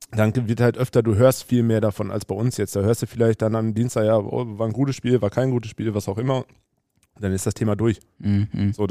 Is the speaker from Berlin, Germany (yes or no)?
no; Huckarde, North Rhine-Westphalia, Germany; Ich bin ja in Huckade aufgewachsen.